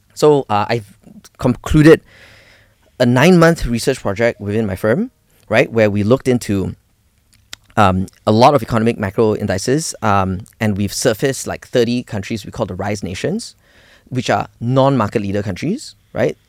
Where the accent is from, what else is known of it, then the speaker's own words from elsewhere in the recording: Malaysia; we, we grew up in Malaysia